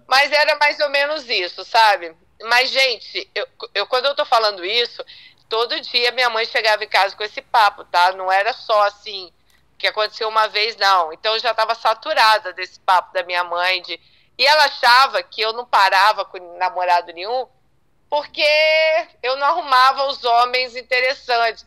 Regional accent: Vitória, Espírito Santo, Brazil; eu sou de Vitória, da capital

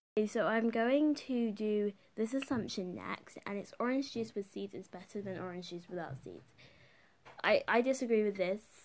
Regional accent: United Kingdom; the country where I'm growing up in and living in and living in was a colonizer

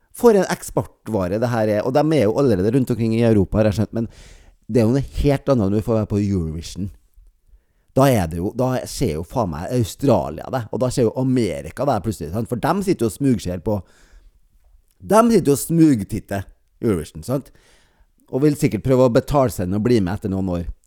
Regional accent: near Bjugn, Trøndelag, Norway; Nesten der jeg kommer fra

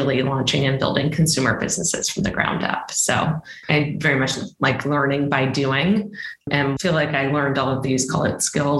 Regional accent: Boston, Massachusetts, United States; also born or lived in China; I am originally from Boston

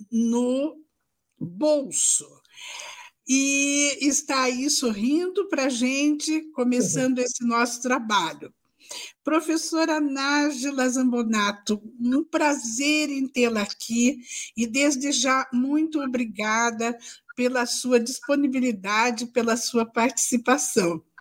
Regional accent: Paraná, Brazil; Sou pé vermelho.

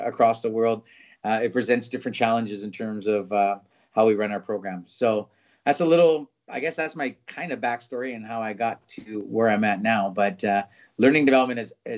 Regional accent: Vancouver, British Columbia, Canada; moved away as an adult; now in Berlin, Germany; I'm born and raised in Vancouver, Canada

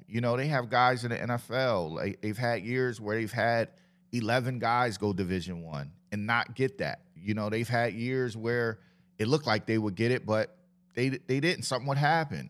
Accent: Camden, New Jersey, United States; I grew up on Park Boulevard and Bear Boulevard, so I know the east side part of it

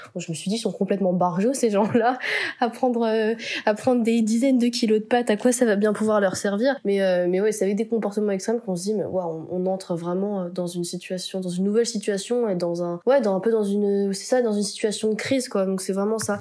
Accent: France; accent: French; also born or lived in Buenos Aires; notre accent français

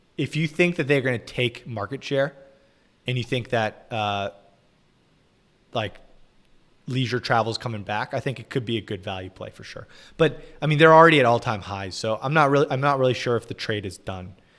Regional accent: United States; I'm American

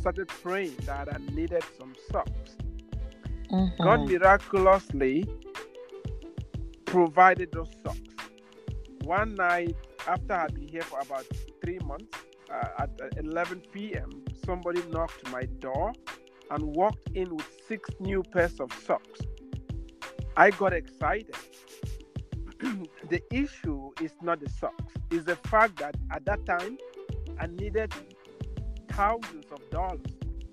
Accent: Cameroon; moved away as an adult; now in United States; I was from the English side and went to the French side to study

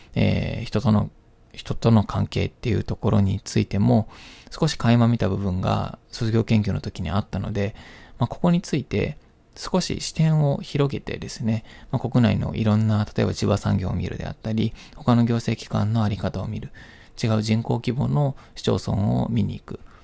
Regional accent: Kyoto, Japan; moved away as an adult; also born or lived in Ichikawamisato, Yamanashi; 私は、まあ、京都で生まれ育ち、親も京都出身ということもあって

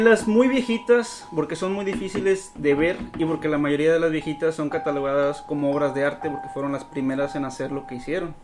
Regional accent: Mexico; somos mexicanos

